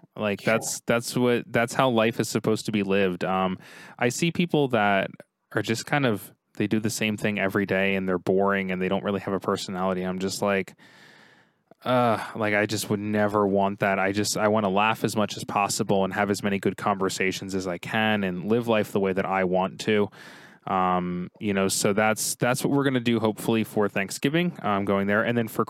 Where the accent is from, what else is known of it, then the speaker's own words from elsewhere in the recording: New Jersey, United States; now in Cleveland, United States; we grew up in Jersey. So we did grow up in Jersey, and now I live in Cleveland